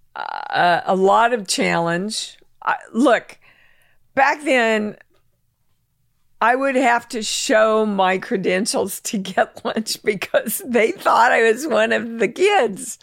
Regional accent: Kansas, United States; moved away as an adult; I'm from Kansas

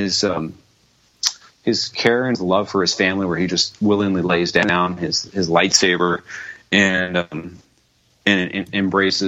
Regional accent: Arizona, United States; I grew up in Arizona in the desert

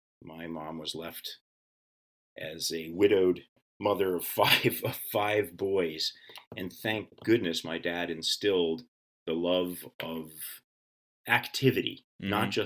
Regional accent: New England, United States; And I too am a New Englander. I grew up in all of the New England states. We moved around quite a bit

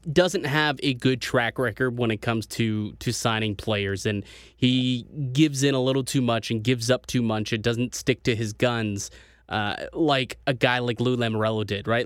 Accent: Canada; as a Canadian

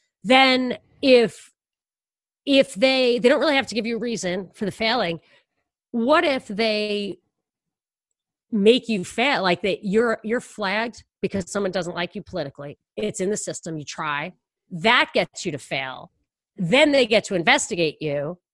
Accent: New York, United States; And I'm from New York.

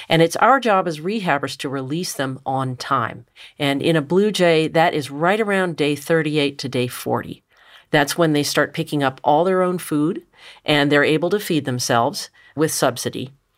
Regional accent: Richmond, Virginia, United States; I grew up in Richmond, Virginia, and my next-door neighbor had 17 free-roaming cats.

